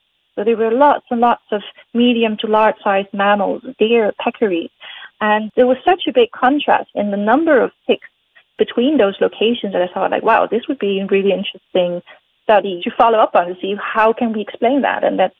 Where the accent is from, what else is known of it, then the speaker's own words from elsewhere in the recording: Netherlands; moved away as an adult; also born or lived in Aruba; now in Panama; I was born in Aruba, which is a really tiny Caribbean island, but I only spent there a couple of years during my childhood. And then the rest of my childhood I spent in different places in the Netherlands.